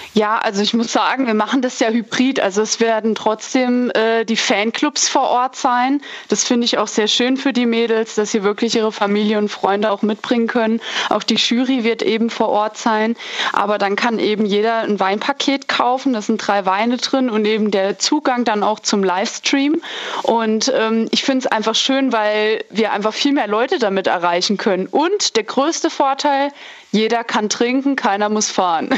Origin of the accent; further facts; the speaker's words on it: Weinsheim, Rhineland-Palatinate, Germany; bei uns in Weinsheim